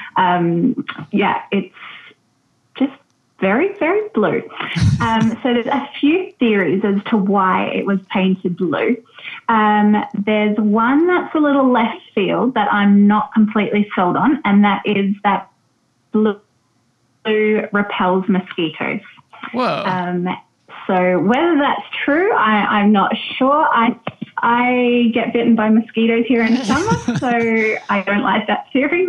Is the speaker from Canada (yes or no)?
no; Australia; moved away as an adult; also born or lived in New Zealand; now in Chefchaouen, Morocco; I'm definitely not Moroccan um, as you can probably tell by my accent. So um, I'm Australian